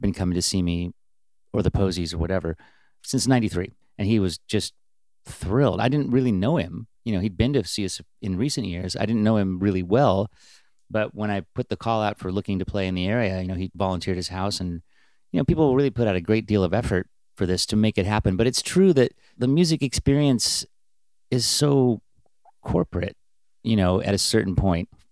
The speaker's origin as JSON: {"language": "English", "town": "Bellingham", "region": "Washington", "country": "United States", "also_born_or_lived": "Seattle", "said": "we were even from a little town, just like … was from Aberdeen. We were from Bellingham"}